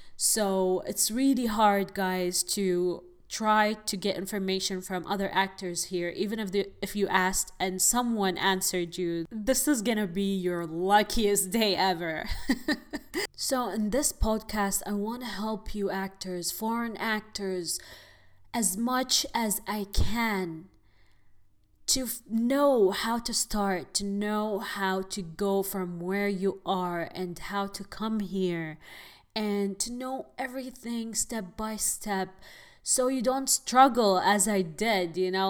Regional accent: Abu Dhabi, United Arab Emirates; moved away as an adult; now in Los Angeles, United States; I am originally from United Arab Emirates, Abu Dhabi

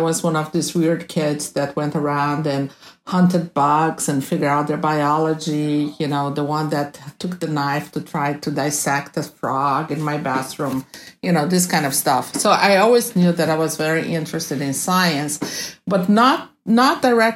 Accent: Rio de Janeiro, Brazil; moved away as an adult; now in Boston, United States; I was born in Rio de Janeiro, Brazil, and then I came to the States in the late 80s after I finished medical school in Rio de Janeiro

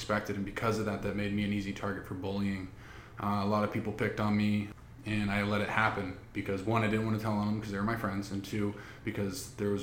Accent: Seattle, Washington, United States; moved away; originally I was born and raised in the Seattle, Washington area

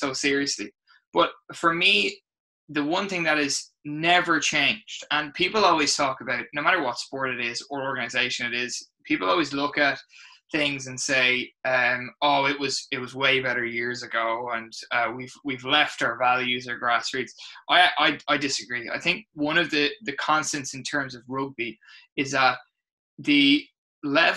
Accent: Ireland; accent: Irish; moved away as an adult; now in Canada; I'm originally from Ireland

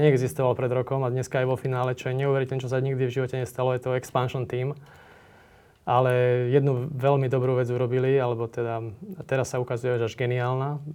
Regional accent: Slovakia; sme Slováci

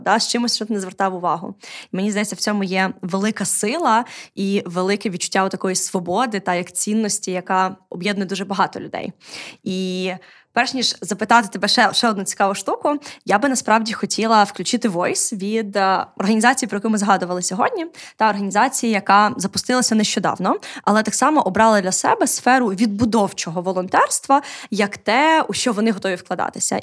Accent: Odesa, Odesa Oblast, Ukraine; я, як одеситка, яка виросла і прожила більше життя в російськомовному середовищі

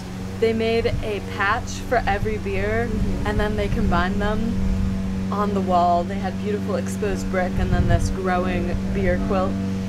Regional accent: United States; as an American

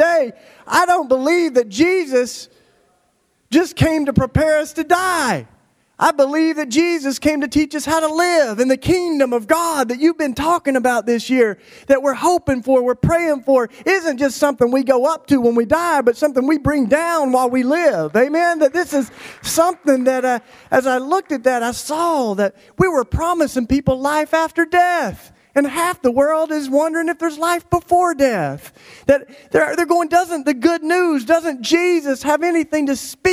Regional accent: Tennessee, United States; I grew up in Tennessee, in case you can't tell, in the Bible Belt.

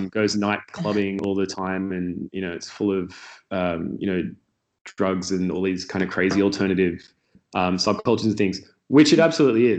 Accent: Sydney, New South Wales, Australia; moved away as an adult; now in Berlin, Germany; I grew up in Sydney, Australia, on the Northern Beaches.

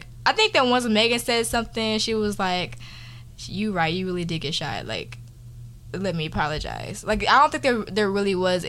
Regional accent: Texas, United States; moved away; I'm from Texas, y'all.

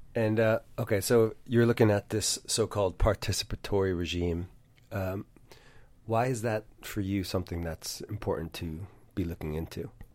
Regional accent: United States; we're both American

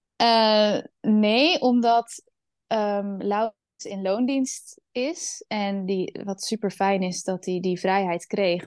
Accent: Netherlands; Ik ben opgegroeid in Nederland.

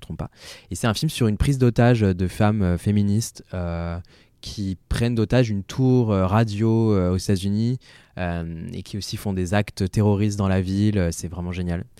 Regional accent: Angers, Pays de la Loire, France; first language French; J'ai grandi à Angers.

